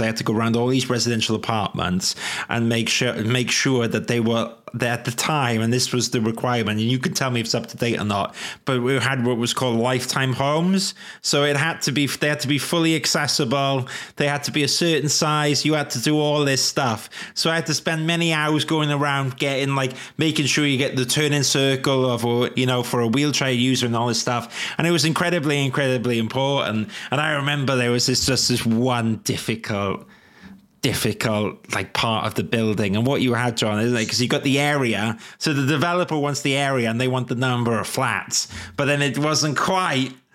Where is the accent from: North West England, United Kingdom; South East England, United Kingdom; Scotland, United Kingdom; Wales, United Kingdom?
Wales, United Kingdom; moved away; I am allowed to do Welsh accents because I am Welsh.